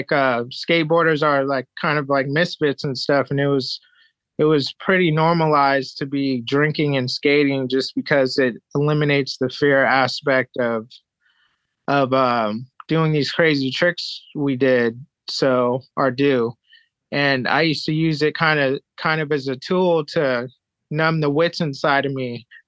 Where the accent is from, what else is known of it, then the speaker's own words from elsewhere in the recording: Japan; also born or lived in San Diego, United States; So I was born in San Diego, California, and my dad was in the military. He was a commander in the military and did the Gulf War thing. And my mom was in the medical field, and he got stationed in Japan. And I moved to Japan at six